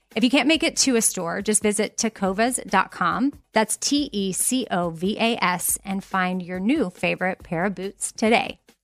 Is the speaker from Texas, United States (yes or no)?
yes; Austin, Texas, United States; moved away; I was born and raised in Austin